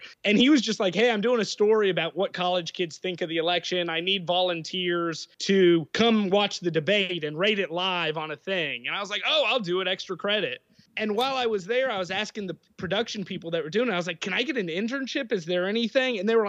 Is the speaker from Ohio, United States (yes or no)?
no; Blacksburg, Virginia, United States; also born or lived in Fort Leavenworth, Kansas / Hawaii / Springfield, Virginia; So I grew up in Blacksburg